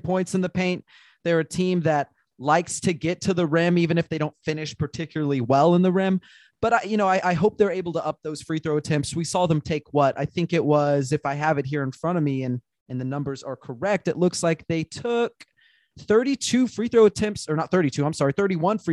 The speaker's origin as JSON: {"language": "English", "town": "San Antonio", "region": "Texas", "country": "United States", "tie": "born or raised there", "moved": "yes", "said": "I grew up in San Antonio"}